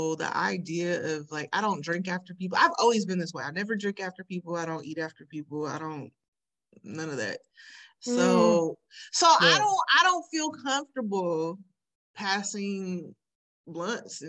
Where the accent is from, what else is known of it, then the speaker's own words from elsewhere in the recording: Sacramento, California, United States; growing up in Sacramento